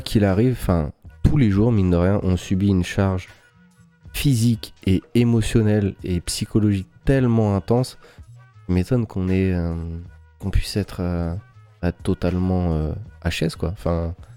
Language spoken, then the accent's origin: French; France; on est Français